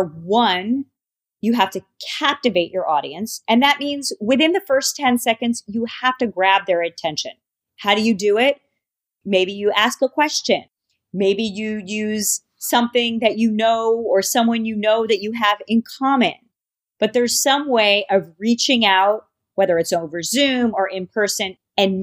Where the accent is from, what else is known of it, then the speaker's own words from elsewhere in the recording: New York, United States; I am a New Yorker